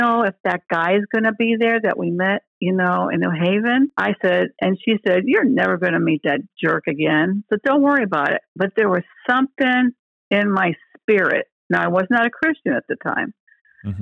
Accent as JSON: {"language": "English", "town": "Milford", "region": "Connecticut", "country": "United States", "tie": "born or raised there", "also_born_or_lived": "New Haven, Connecticut", "moved": "yes", "lives_now": "Panama City, United States", "said": "I was born in New Haven, Connecticut, and I was raised in Milford, Connecticut."}